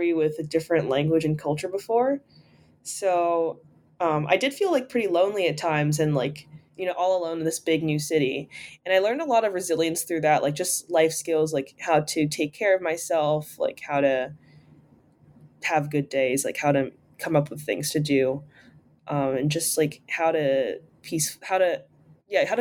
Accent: New York City, New York, United States; I'm from New York City

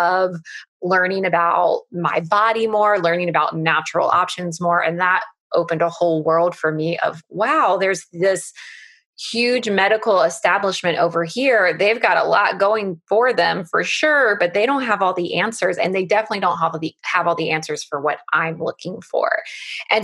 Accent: United States; I'm an American, so we live in the US

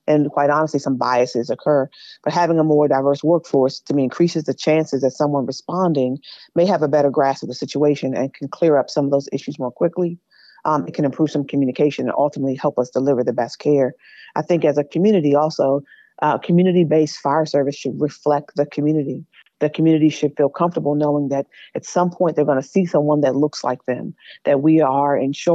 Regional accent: Prince George's County, Maryland, United States; I grew up in Prince George's County.

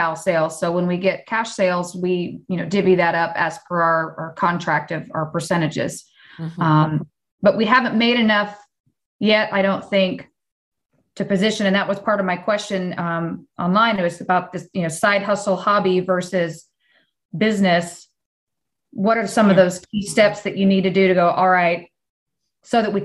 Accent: Fort Worth, Texas, United States; I am from Fort Worth, Texas

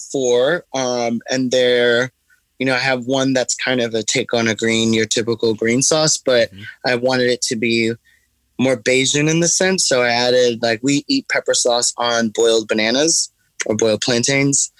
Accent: New York City, New York, United States; I started um, my company in Bed Stuy, which is where I'm from. Like, I grew up in Brooklyn in the 80s and 90s

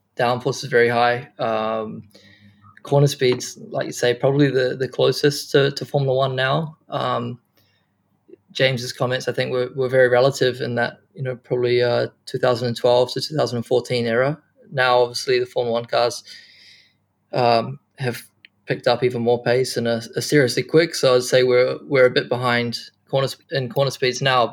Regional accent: New Zealand; moved away; also born or lived in Japan; being a Kiwi

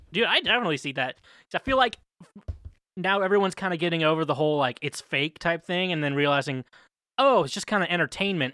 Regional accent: Midwest, United States; I'm from the Midwest

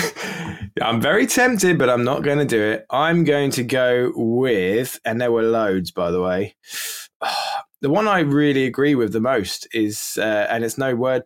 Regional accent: Hampshire, South East England, United Kingdom; moved away; where we grew up in Hampshire

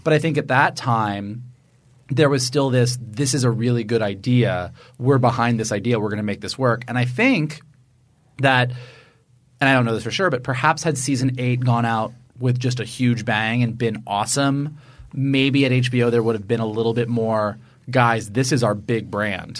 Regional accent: Florida, United States; We're from Florida

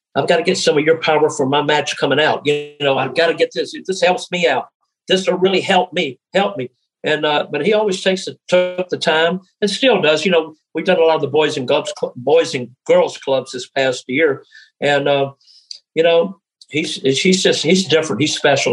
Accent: Memphis, Tennessee, United States; moved away as an adult; I came from Memphis, Tennessee.

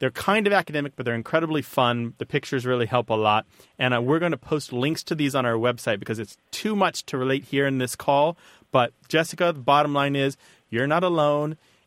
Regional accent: St. Louis, Missouri, United States; I was born there

